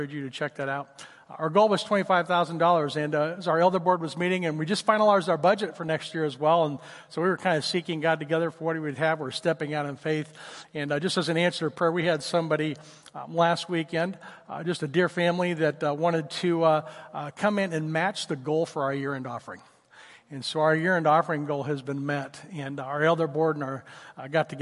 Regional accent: Oklahoma, United States; moved away; I grew up in Oklahoma. It was Tornado Alley where I grew up

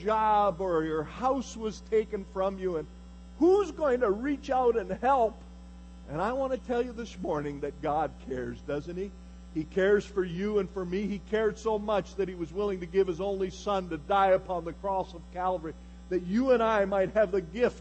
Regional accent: Galt, Ontario, Canada; As a little boy, I was born in 1950 in Galt, Ontario, Canada

